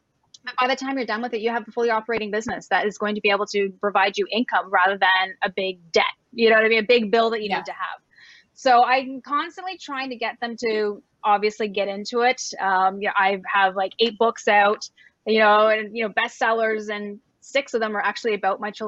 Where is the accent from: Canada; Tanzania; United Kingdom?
Canada; moved away as an adult; also born or lived in Cabo San Lucas, Mexico; I'm Canadian and I was living in Cabo San Lucas, Mexico for almost 14 years.